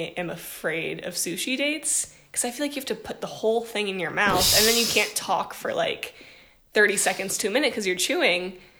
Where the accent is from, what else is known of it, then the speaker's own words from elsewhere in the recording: Ohio, United States; moved away as an adult; now in Los Angeles, United States; I visited my hometown. I went to college at Ohio State